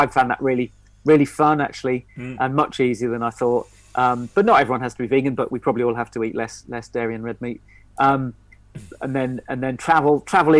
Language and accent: English; Stroud, South West England, United Kingdom; also born or lived in Nailsworth; I grew up in Stroud and Nailsworth in the Cotswolds